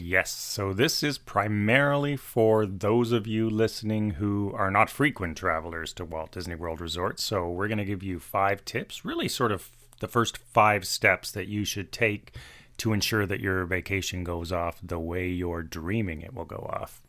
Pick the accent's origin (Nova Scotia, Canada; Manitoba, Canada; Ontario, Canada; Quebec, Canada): Ontario, Canada; Toronto; We are from Toronto, Canada